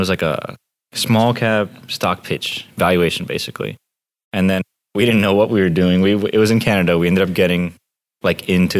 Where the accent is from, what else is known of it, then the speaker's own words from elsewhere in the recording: Miami, Florida, United States; moved away as an adult; also born or lived in Russia; I'm from the East Coast, originally from Russia. Then I lived in Miami, grew up there to University of Florida